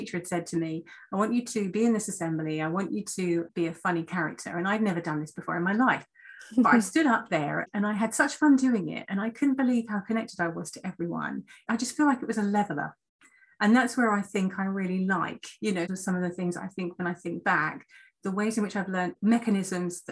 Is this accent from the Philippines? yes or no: no; North Kent, South East England, United Kingdom; I grew up in North Kent, and I was a sort of child of a single parent, working class family, went to school in North Kent